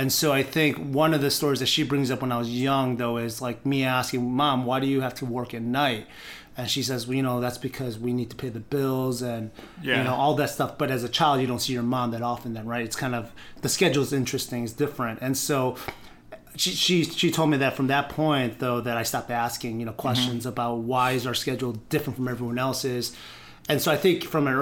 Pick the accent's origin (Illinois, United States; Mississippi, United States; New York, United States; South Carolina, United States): Illinois, United States; Chicago; also born or lived in South Korea; We immigrated from South Korea to Chicago